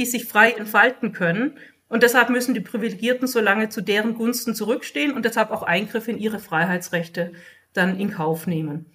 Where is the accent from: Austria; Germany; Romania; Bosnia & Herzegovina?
Germany; bei uns in Deutschland